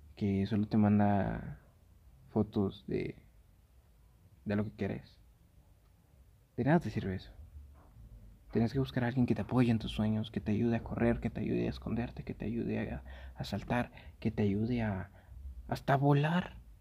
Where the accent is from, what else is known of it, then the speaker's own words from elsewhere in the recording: Guatemala; Aquí en Guate, yo soy de Guate